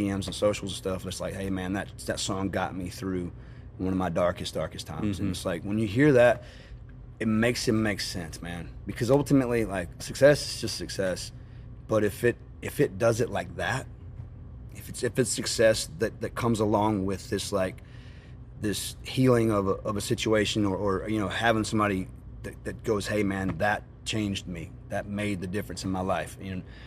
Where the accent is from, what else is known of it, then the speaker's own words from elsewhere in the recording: North Carolina, United States; I grew up in Carolina